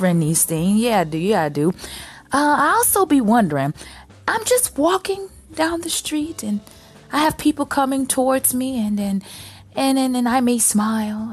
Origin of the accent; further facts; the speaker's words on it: Chicago, Illinois, United States; I'm from Chicago. I'm from a major city